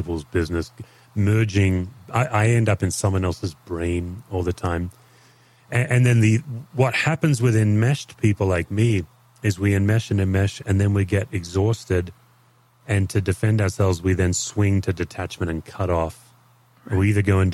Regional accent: Australia; as an Aussie

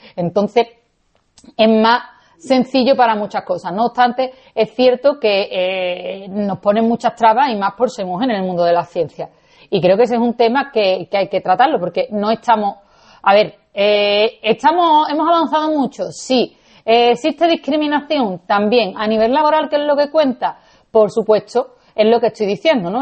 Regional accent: Seville, Andalusia, Spain; yo soy nacida y criada en Sevilla

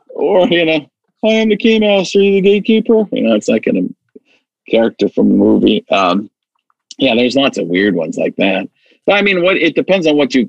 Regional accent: Wisconsin, United States; I grew up in Wisconsin, so I was uh, growing up pretty much a Packer fan by state law

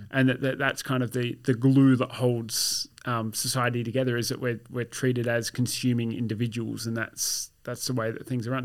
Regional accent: Australia; My, my experience of being Australian is pretty well indistinguishable from your average person of Anglo British origin, but all of my family, family roots are Germanic.

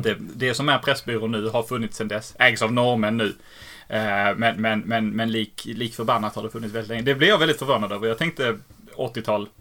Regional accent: Helsingborg, Skåne, Sweden; accent: Scanian; also born or lived in Lund; jag är född i Helsingborg

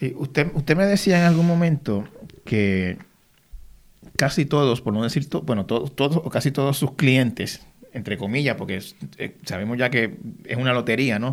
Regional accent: Puerto Rico

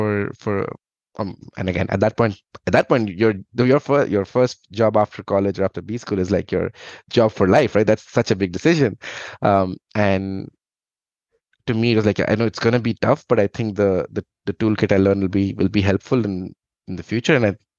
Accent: India; English is a second language; now in Dublin, Ireland; I'm from India, and I think, I grew up. My dad was in the Indian Army, so we moved around a lot in India.

